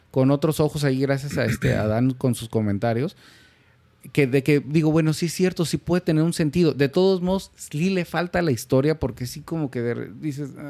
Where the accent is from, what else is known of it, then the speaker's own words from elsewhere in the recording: Mexico; como mexicano mi lógica rápida es